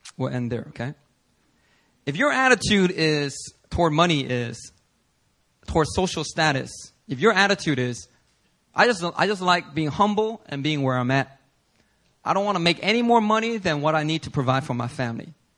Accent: Philadelphia, Pennsylvania, United States; moved away; I'm from Philly

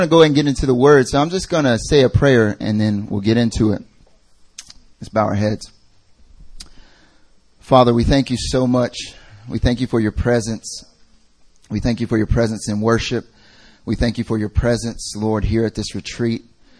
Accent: Asheboro, North Carolina, United States; now in Korea; Oh, I'm from Asheboro. Okay, all right, okay.

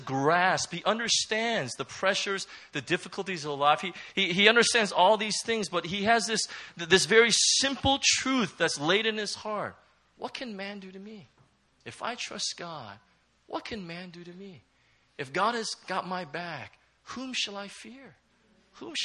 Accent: Southern California, United States; moved away; also born or lived in Hong Kong; I'm from Southern California

